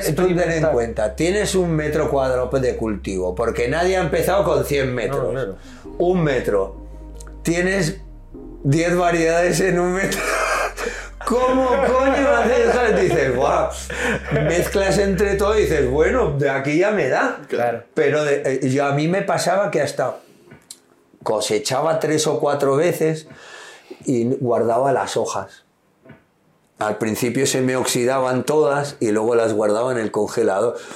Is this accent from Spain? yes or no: yes; Basque Country, Spain; yo soy vasco del norte